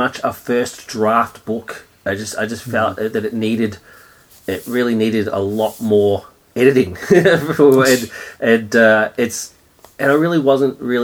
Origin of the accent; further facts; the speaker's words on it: Australia; being an Australian